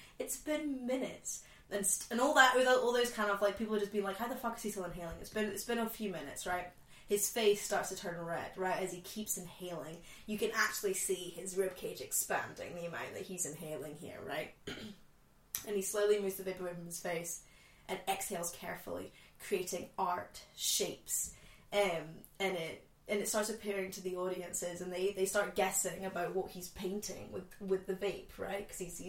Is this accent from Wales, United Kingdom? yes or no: no; Scotland, United Kingdom; I've grown up in Scotland, but my parents are not Scottish.